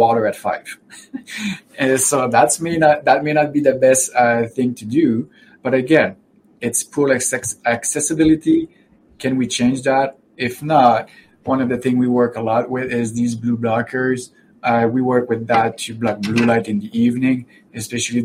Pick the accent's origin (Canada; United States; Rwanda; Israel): Canada; I'm from Canada, after all